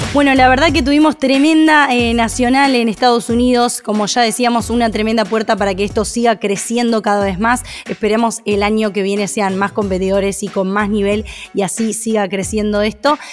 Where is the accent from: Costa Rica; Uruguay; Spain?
Uruguay; parte mía como uruguaya